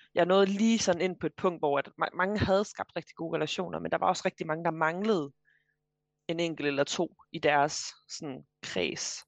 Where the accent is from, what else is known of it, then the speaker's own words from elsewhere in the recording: Vejle, Southern Denmark, Denmark; moved away as an adult; also born or lived in Frederiksberg, Copenhagen; now in Copenhagen, Denmark; jeg er øh, fra Vejle i ja. Kære Jylland, men jeg bor nu på Frederiksberg i København